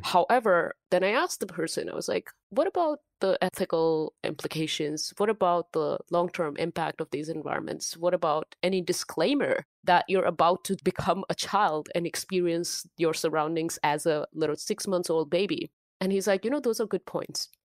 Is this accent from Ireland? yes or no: no; India; English is a second language; moved away as an adult; now in United States; originally I'm from India. I grew up in India.